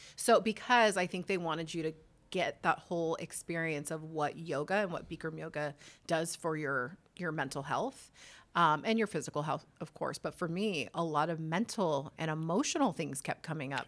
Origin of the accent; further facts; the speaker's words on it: Whittier, California, United States; moved away as an adult; also born or lived in Los Angeles / Long Beach; born and raised in Whittier